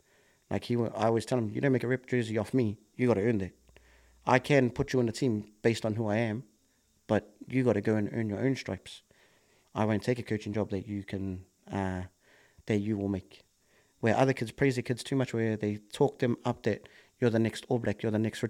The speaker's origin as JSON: {"language": "English", "region": "Auckland", "country": "New Zealand", "tie": "born or raised there", "said": "growing up in Kelston"}